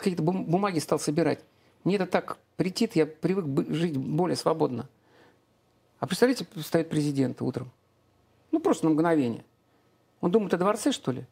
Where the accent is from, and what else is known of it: Saint Petersburg, Russia; born or raised there; now in Domodedovo, Russia